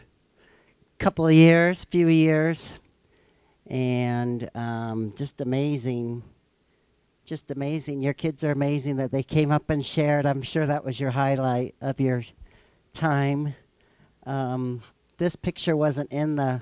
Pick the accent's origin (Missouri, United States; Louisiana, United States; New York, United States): Missouri, United States; I'm from Missouri